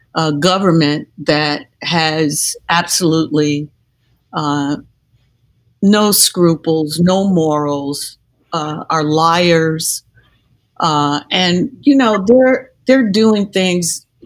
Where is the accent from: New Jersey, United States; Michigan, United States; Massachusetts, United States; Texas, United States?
Michigan, United States; Detroit; I'm from Detroit